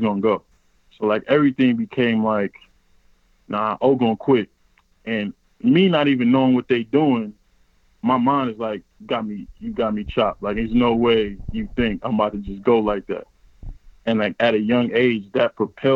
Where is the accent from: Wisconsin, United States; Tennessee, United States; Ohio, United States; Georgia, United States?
Ohio, United States; Cleveland; growing up in Cleveland for me was challenging, honestly.